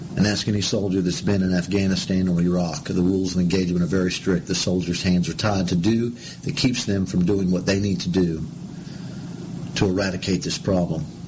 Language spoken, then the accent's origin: English; United States; I, as an American